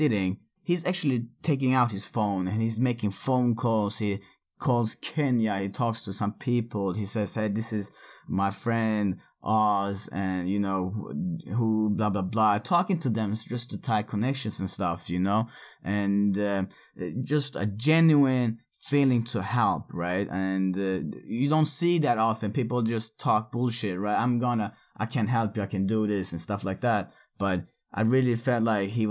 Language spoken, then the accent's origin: English; Örebro, Örebro County, Sweden; moved away; Örebro, my hometown